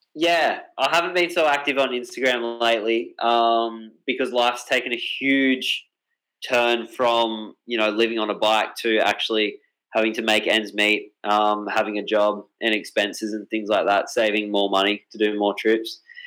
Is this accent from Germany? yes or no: no; Australia; my hometown. Um, and because Australia is such a big place